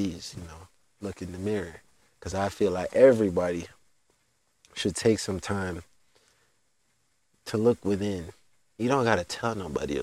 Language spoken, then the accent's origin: English; United States; also born or lived in Jamaica; I'm American